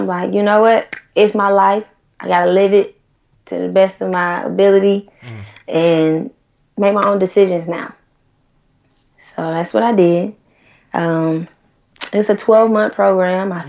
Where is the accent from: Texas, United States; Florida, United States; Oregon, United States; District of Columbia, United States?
Florida, United States; Tallahassee; moved away as an adult; also born or lived in Atlanta / North Carolina; now in Los Angeles, United States; growing up in Tallahassee, which is a small college town